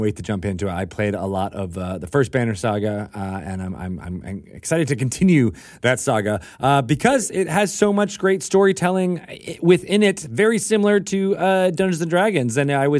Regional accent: Connecticut, United States; born or raised there

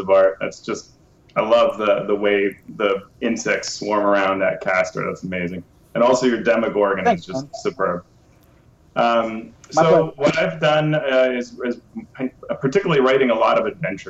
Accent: Cali, Valle del Cauca, Colombia; moved away; also born or lived in United States; when I was 2 years old, I moved to Cali, Colombia. And in Colombia, I went to school

